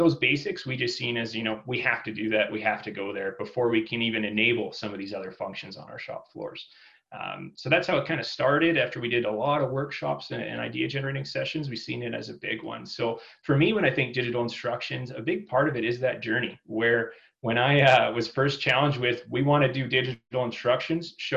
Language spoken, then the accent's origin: English; Fernie, British Columbia, Canada; I grew up in Fernie, BC